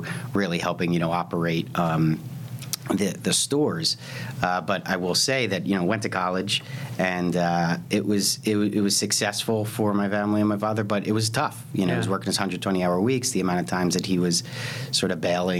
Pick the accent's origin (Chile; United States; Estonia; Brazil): United States; Lower Merion, Pennsylvania; I grew up in Philadelphia, right outside Philadelphia, in an area called Lower Merion